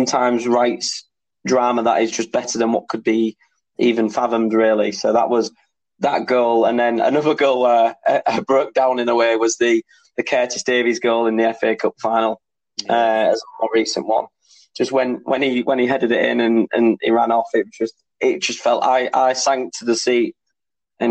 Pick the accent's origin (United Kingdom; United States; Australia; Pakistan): United Kingdom; Hull, Yorkshire and the Humber; my hometown club